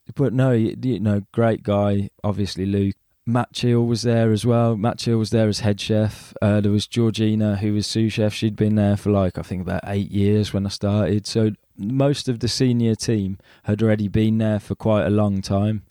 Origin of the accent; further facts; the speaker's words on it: Birmingham, West Midlands, United Kingdom; being a Brummie, you know, people sometimes look upon us as if we're not sec- you know, like second grade citizens